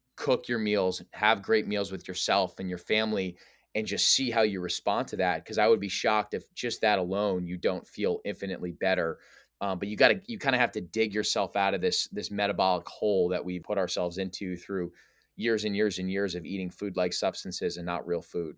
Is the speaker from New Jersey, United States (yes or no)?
yes; New Jersey, United States; also born or lived in New York area; I'm from the New Jersey, New York area, kind of a city boy at heart